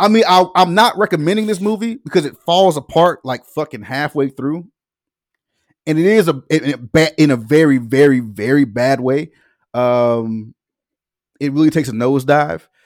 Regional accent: the South, United States; I'm, I'm from the South

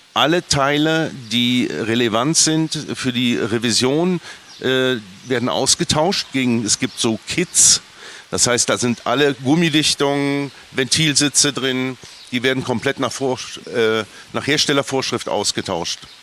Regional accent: Bonn, North Rhine-Westphalia, Germany; Ich bin Rheinländer, wie du auch. Ich komme ja. ganz aus der Nähe. Stück vom Rheinland, Bonn

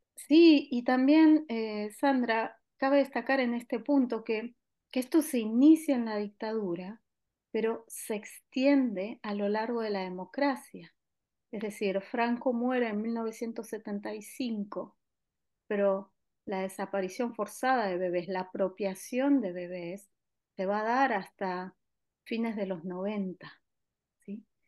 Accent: Argentina; now in Barcelona, Spain; en mi país de origen

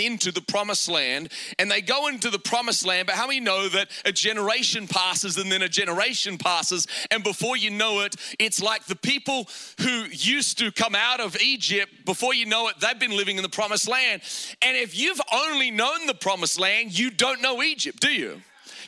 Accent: Australia; I grew up in Australia, and in Australia, we didn't grow up with a lot of money

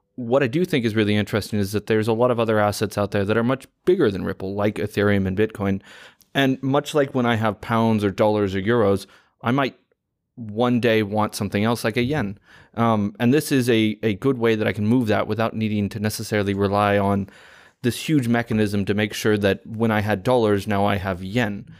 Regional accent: United States; as an American

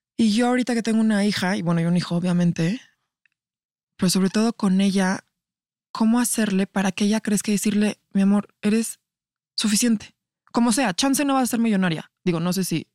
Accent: Mexico; como sociedad mexicana

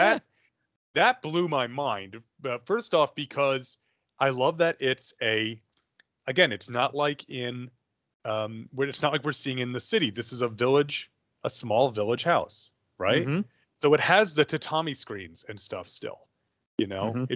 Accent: New York, United States; where I grew up in New York, in the middle of the woods

